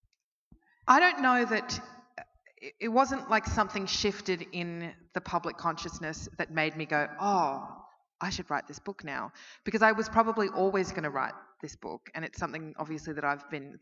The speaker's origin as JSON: {"language": "English", "town": "Melbourne", "region": "Victoria", "country": "Australia", "said": "I'm from Melbourne and Dan Andrews is our premier"}